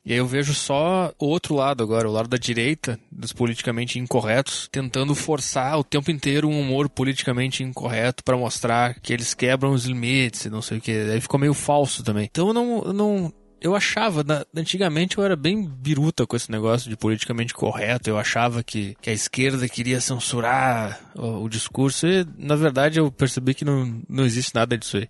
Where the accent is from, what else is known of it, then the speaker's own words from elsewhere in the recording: Gaúcho, Rio Grande do Sul, Brazil; accent: gaúcho; é o meu sotaque de gaúcho